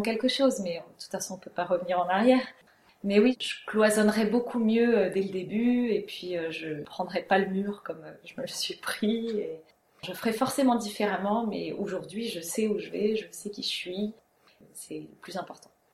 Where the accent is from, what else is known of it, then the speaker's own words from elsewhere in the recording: Strasbourg, Grand Est, France; moved away as an adult; also born or lived in Germany / Reims; now in Amboise, France; J'ai grandi en Alsace, à Strasbourg. J'ai habité en Allemagne, j'ai passé mon bac là-bas